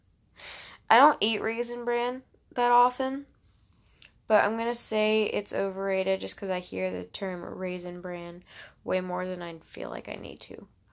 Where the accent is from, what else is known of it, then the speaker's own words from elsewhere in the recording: Alabama, United States; I'm from the Southeast-ish. Alabama. I'm from Alabama